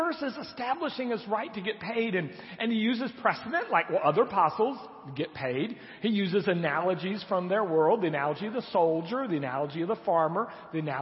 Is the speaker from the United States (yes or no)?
yes; United States; we Americans